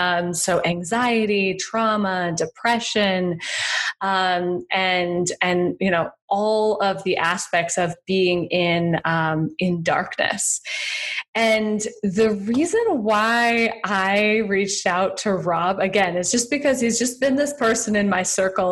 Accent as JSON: {"language": "English", "region": "Wyoming", "country": "United States", "tie": "born or raised there", "said": "I grew up in Wyoming"}